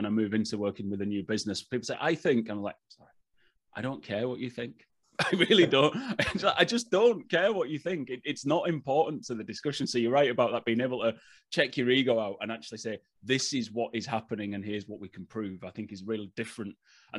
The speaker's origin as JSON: {"language": "English", "region": "England", "country": "United Kingdom", "accent": "English", "lives_now": "Northern Ireland, United Kingdom", "said": "And was like, you've got such a lovely Irish accent. I'm like, this is awful. But anyway, if you're listening, it's English."}